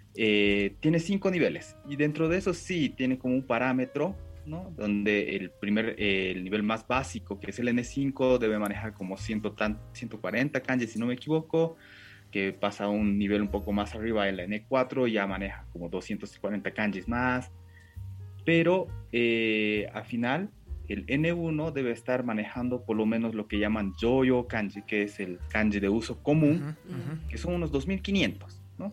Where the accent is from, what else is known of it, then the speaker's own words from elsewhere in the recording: Bolivia; first language Japanese; Spanish is a second language; yo nací acá en Bolivia, ¿no? Eh, ambos, eh, mi, padre y mi madre son japoneses. Y lo que pasa es que yo aprendí, creo, antes el japonés que el castellano